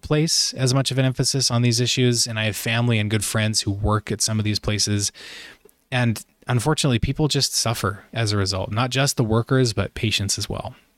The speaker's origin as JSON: {"language": "English", "region": "Idaho", "country": "United States", "also_born_or_lived": "Utah / Virginia", "moved": "as an adult", "said": "I'm originally from Idaho, so the Pacific Northwest."}